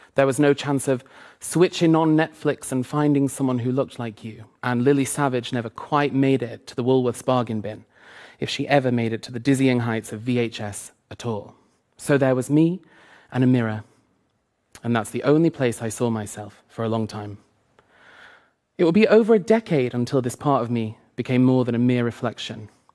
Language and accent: English; two hours north of Manchester, England, United Kingdom; moved away as an adult; I started to tell people I'd grown up in Manchester when really it was two hours north of there